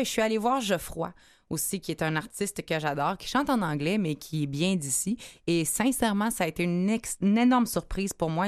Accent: Quebec City, Quebec, Canada; now in Montreal, Canada; je viens de Québec

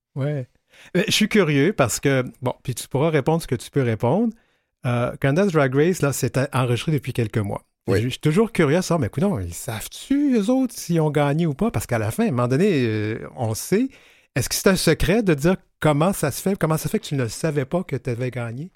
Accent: Quebec City, Quebec, Canada; moved away; je viens de Québec. Euh, je ne voudrais pas parler en mal de ma ville natale

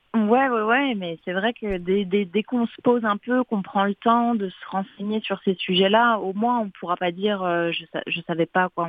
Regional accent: Paris, Île-de-France, France; also born or lived in Montreal, Canada; je suis née à Paris, euh, en France

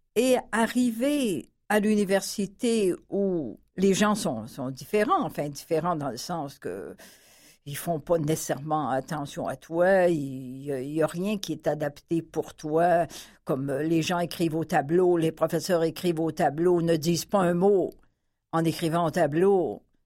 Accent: Saint-Lambert, Quebec, Canada; also born or lived in Paris / Chicoutimi; Je suis née à Saint-Lambert, dans la région de Montréal, la Montérégie, en novembre 1942.

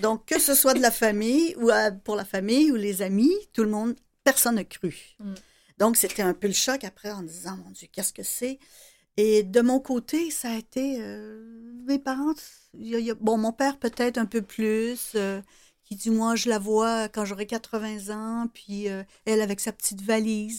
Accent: Salaberry-de-Valleyfield, Quebec, Canada; je viens de Valleyfield. Euh, j'étais au cégep à Valleyfield

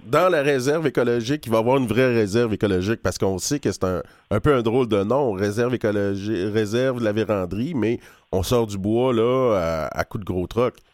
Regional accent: Val-d'Or, Quebec, Canada; je viens de Val d'Or.

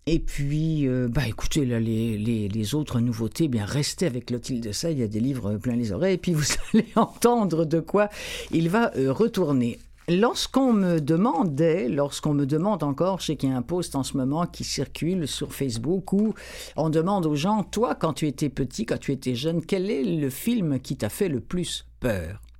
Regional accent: France; accent: French; avec mon gros accent français

